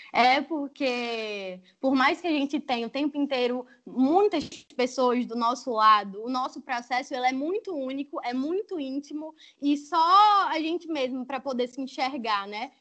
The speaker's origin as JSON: {"language": "Portuguese", "town": "Arapiraca", "region": "Alagoas", "country": "Brazil", "tie": "born or raised there", "moved": "as an adult", "lives_now": "Rio de Janeiro, Brazil", "said": "eu sou alagoana, nasci em Arapiraca, Estou no Rio há seis anos"}